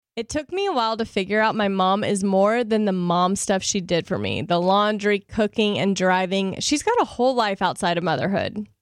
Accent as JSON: {"language": "English", "region": "the South", "country": "United States", "tie": "born or raised there", "said": "I was raised in the South, I was raised in a Christian home"}